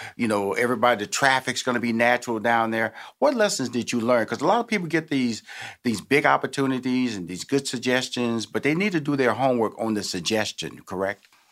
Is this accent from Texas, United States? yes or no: yes; Texas, United States; now in Atlanta, United States